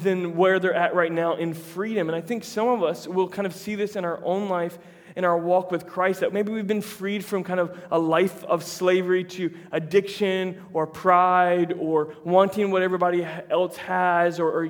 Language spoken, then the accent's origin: English; United States; we're American